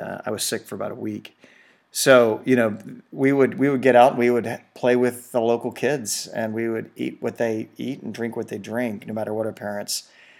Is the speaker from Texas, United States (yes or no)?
yes; Houston, Texas, United States; I grew up in Houston.